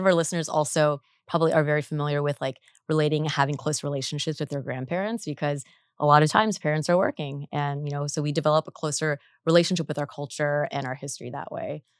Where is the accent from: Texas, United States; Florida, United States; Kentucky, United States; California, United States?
California, United States; Orange County; I grew up in Orange County